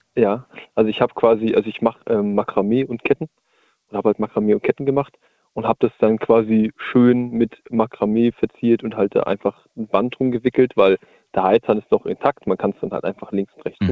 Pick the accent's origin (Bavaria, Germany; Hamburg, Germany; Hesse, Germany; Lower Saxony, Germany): Hamburg, Germany; Hamburg area, Germany; moved away; ich komme aus der Ecke Hamburg